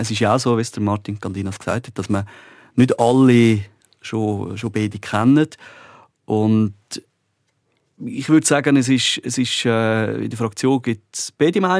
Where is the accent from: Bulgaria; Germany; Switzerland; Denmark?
Switzerland; Glarus; ich bin 83er, der Jan ist ein 84er, ich bin ein Glarner, er ist ein Bündner.